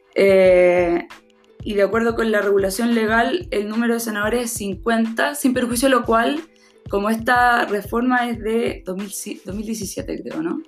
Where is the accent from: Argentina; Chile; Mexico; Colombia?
Chile; Valparaíso; nosotros somos de Valparaíso.